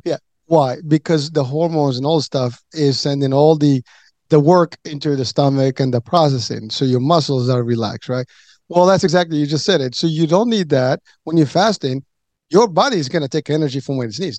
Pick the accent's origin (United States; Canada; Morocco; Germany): Morocco; moved away; I come from Morocco, so we have a lot of desert